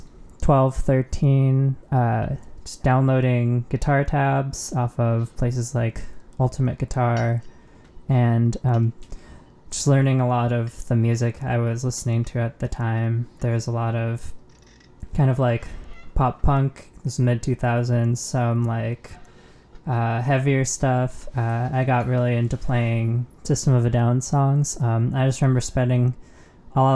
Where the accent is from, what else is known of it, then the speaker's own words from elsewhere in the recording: Southern California, United States; moved away; I grew up in Southern California. I'm actually back there right now since it's for the holidays.